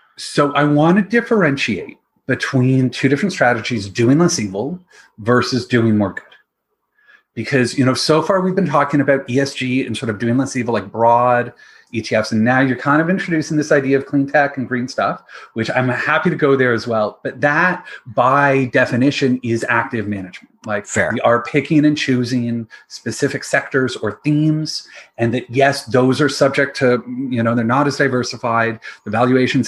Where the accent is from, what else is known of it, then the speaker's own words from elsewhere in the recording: London, Ontario, Canada; also born or lived in Nova Scotia; my background is that I grew up in London, Ontario, with my dad in the investment industry